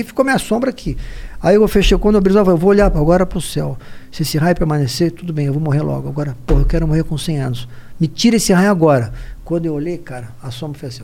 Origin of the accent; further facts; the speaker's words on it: Guarulhos, São Paulo, Brazil; now in São Paulo, Brazil; A gente nasceu em Guarulhos